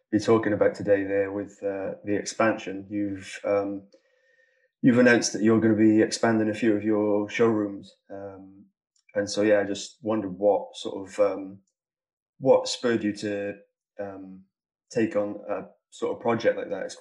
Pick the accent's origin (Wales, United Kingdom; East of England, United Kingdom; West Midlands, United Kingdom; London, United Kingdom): Wales, United Kingdom; Caerphilly; I'm from Caerphilly, just up the road from